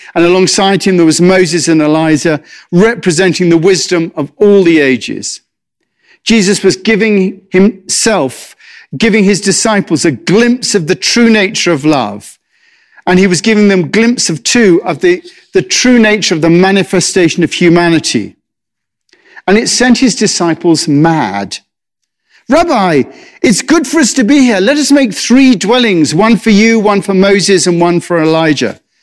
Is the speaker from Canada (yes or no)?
no; England, United Kingdom; moved away; I'm English